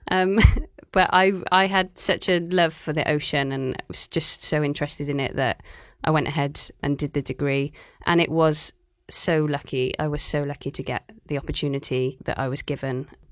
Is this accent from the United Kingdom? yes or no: yes; Cardiff, Wales, United Kingdom; moved away as an adult; also born or lived in Aberystwyth, Wales; now in Shanghai, China; I'm from Cardiff in Wales